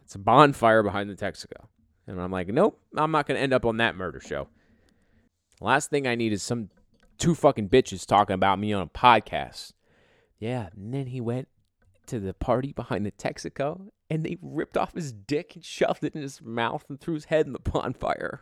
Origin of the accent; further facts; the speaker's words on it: East Coast, United States; growing up on the East Coast